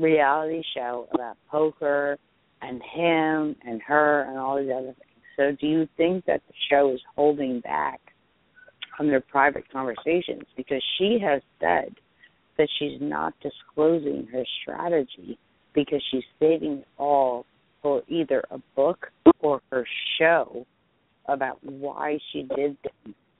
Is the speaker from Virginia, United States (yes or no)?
no; New Jersey, United States; I'm from Jersey